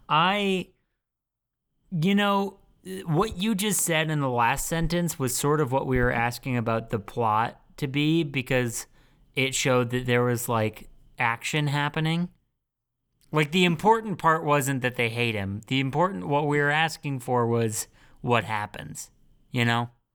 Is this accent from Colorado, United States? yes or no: no; California, United States; moved away; we're all from California and moved somewhere else